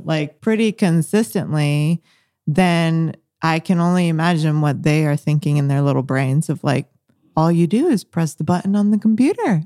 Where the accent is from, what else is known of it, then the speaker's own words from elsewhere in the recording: Bolivia; moved away; I'm from Bolivia. I was born in Bolivia, um, and that's how, where I raised my first half of life